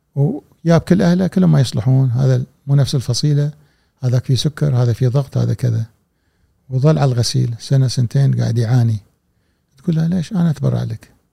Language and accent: Arabic; Kuwait